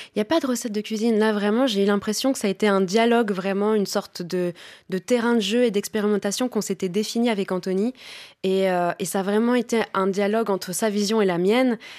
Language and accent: French; Paris, Île-de-France, France; je suis née en France, ma mère est française, mon expérience de vie est française avant tout